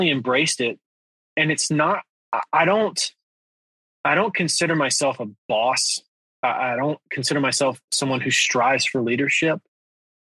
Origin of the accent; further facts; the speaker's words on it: Georgia, United States; moved away as an adult; also born or lived in Atlanta, Georgia / Los Angeles, California; now in Nashville, United States; I grew up in Georgia.